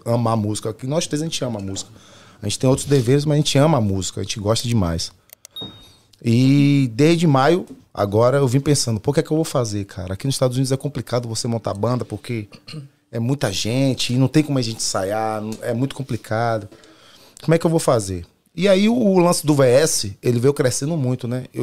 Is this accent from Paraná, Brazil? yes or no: no; Salvador, Bahia, Brazil; moved away; eu sou de Salvador e eu sempre vivi de música lá